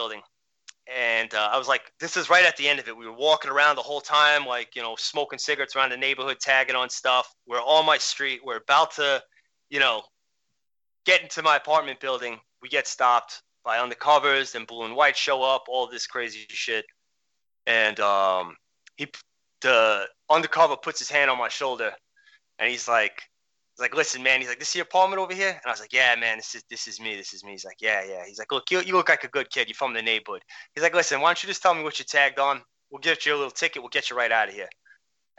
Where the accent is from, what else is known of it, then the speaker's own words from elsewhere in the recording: New York City, New York, United States; But I grew up in Queens, New York, in Flushing